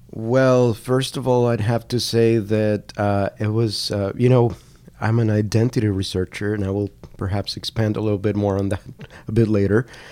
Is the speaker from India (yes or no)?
no; Cali, Valle del Cauca, Colombia; English is a second language; moved away as an adult; also born or lived in Washington State / Canada; I'm from Cali